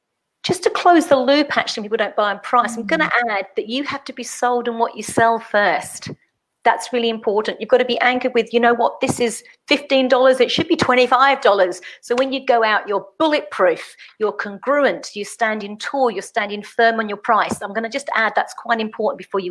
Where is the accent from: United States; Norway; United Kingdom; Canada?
United Kingdom; England; I'm English